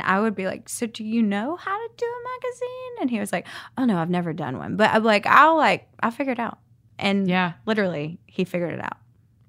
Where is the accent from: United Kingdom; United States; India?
United States; Savannah, Georgia; now in Birmingham, United States; I'm from Savannah. I've just moved here not too long ago.